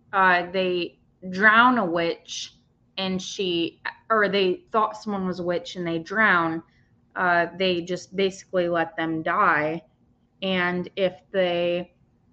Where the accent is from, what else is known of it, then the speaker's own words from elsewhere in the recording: United States; I'm from the United States